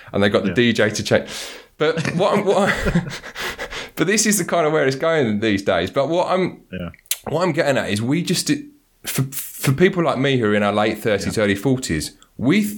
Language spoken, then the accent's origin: English; London, United Kingdom; I grew up in Southeast London